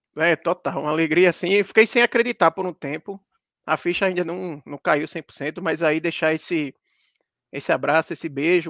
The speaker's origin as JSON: {"language": "Portuguese", "town": "Campina Grande", "region": "Paraíba", "country": "Brazil", "tie": "born or raised there", "also_born_or_lived": "Recife", "moved": "yes", "lives_now": "São Paulo, Brazil", "said": "eu sou de Recife, mas morei a maior parte da minha vida em Campina Grande, minha família ainda mora em Campina Grande, e eu atualmente moro em São Paulo"}